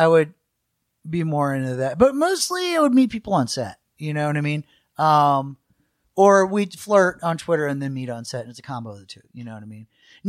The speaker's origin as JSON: {"language": "English", "region": "Michigan", "country": "United States", "tie": "born there", "also_born_or_lived": "Washington, D.C. / Florida / New Orleans", "said": "I was born in Michigan and then DC, Florida, New Orleans, but my parents are from the South in Kansas, so we're kind of, this is a big mix."}